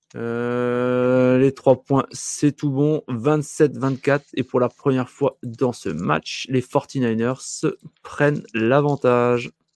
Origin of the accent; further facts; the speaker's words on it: north-east France, France; je suis français du Nord-Est